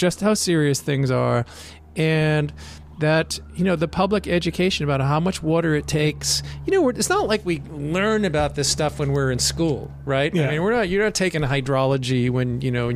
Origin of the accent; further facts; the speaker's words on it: Rhode Island, United States; now in Southern California, United States; I'm from Rhode Island